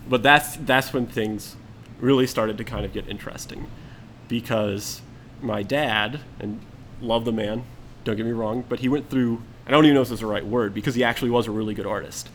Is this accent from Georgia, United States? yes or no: yes; Atlanta, Georgia, United States; I was born, raised in Atlanta I'd say for about 10 years